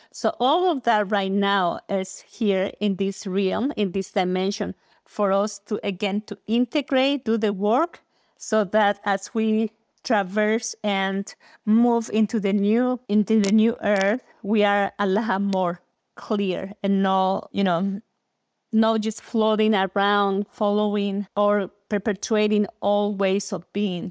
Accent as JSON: {"language": "English", "region": "Mexico City", "country": "Mexico", "tie": "born or raised there", "said": "I was born and raised in Mexico, in Mexico City"}